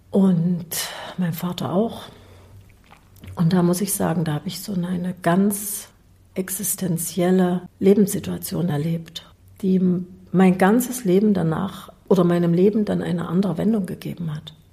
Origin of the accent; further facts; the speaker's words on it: East Germany, Germany; Ich bin in der DDR groß geworden.